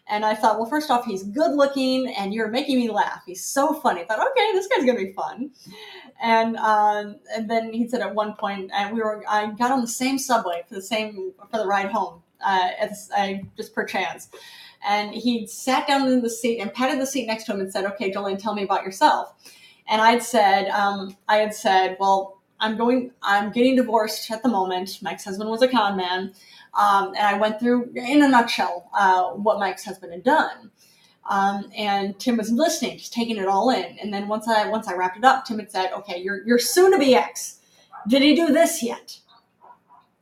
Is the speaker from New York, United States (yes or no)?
yes; New York, United States; talking as a New Yorker